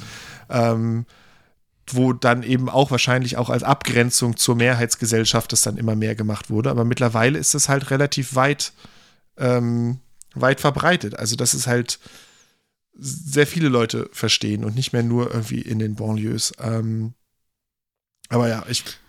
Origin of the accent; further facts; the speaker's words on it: Germany; wir sind als Deutsche